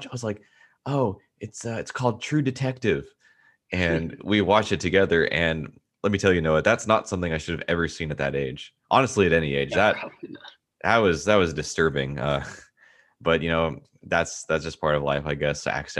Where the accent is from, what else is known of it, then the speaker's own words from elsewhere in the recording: Durham, North Carolina, United States; I'm from Durham, North Carolina